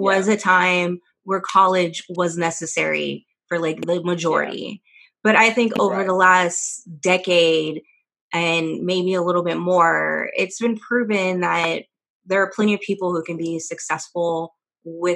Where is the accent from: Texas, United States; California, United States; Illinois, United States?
California, United States; moved away as an adult; also born or lived in Houston; I left home. I was from California. Went to a historically Black college in Houston